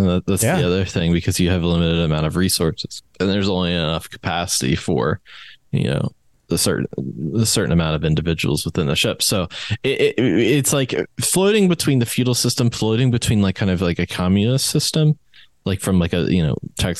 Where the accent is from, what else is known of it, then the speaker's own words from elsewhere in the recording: West Virginia, United States; from West Virginia.